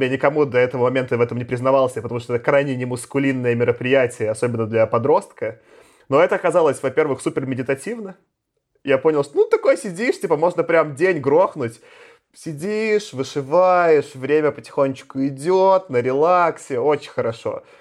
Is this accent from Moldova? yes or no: no; Belarus; now in Moscow, Russia; я как белорус, я живу там последние 14 лет в Москве